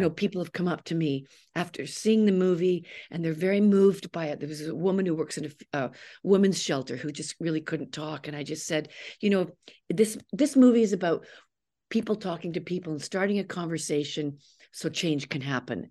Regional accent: Canada; I'm a Canadian

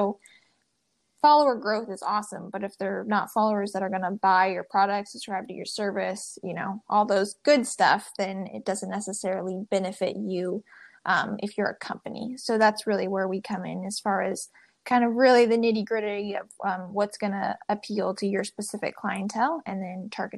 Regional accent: Midwest, United States; I would say I'm a Midwesterner. Who's been describing one of six kids who all grew up homeschooled on a farm.

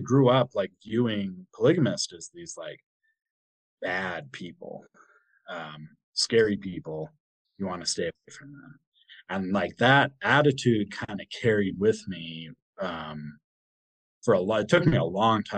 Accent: Springville, Utah, United States; I grew up in Springville, Utah

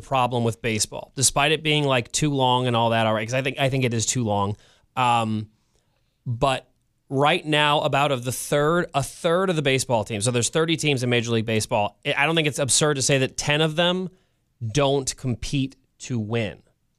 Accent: Missouri, United States; the reason I picked May is because my hometown Cardinals happened to be visiting San Francisco in May

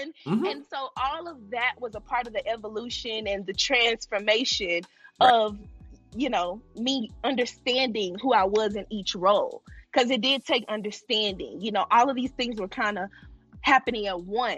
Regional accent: Texas, United States; moved away as an adult; also born or lived in Arkansas; now in Atlanta, United States; I was born in Texas. I'm originally from Texas.

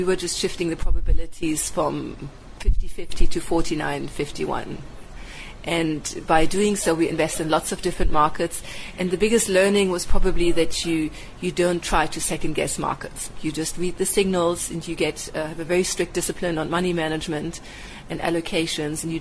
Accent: Berlin, Germany; moved away as an adult; now in South Africa; I grew up in West Berlin

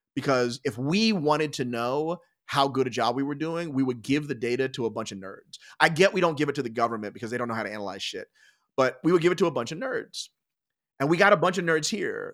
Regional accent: Philadelphia, Pennsylvania, United States; I was born in Philadelphia. I grew up just outside in the burbs

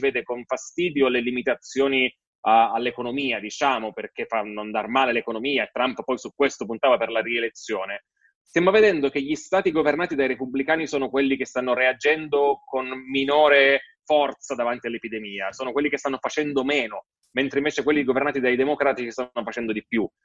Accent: Italy; sono nato in Italia e non lì

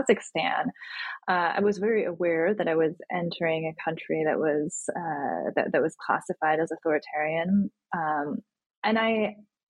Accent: United States; my experience of growing up in the United States

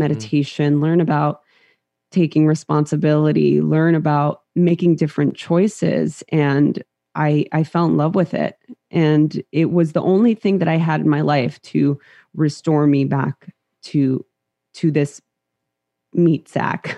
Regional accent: Los Angeles, California, United States; born or raised there; English is a second language

